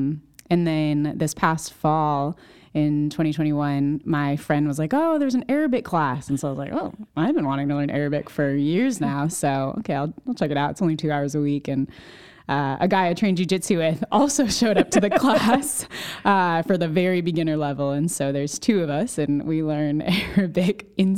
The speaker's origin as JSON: {"language": "English", "region": "Connecticut", "country": "United States", "tie": "born or raised there", "said": "I grew up in Central Connecticut, went to school in New Hampshire, got involved with Crew."}